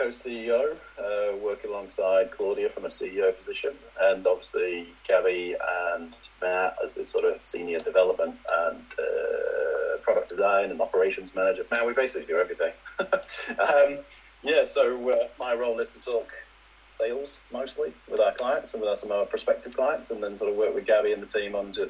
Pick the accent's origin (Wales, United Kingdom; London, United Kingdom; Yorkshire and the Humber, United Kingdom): Yorkshire and the Humber, United Kingdom; Leeds; also born or lived in Manchester / Scunthorpe; I'm originally from Leeds, but I sort of spent places. I was in Manchester for a while. My dad used to work for Mobil as a lorry driver. So we've sort of moved around a bit and ended up in a place called Scunthorpe.